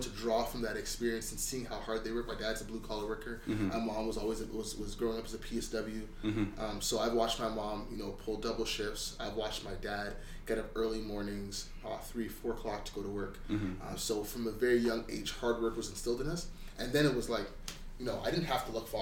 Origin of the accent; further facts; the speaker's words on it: Mississauga, Ontario, Canada; growing up in Malton